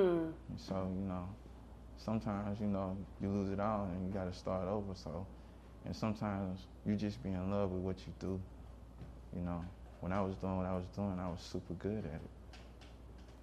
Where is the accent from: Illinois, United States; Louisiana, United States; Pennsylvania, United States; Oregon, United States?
Louisiana, United States; Hammond; also born or lived in Seattle; Hammond, Louisiana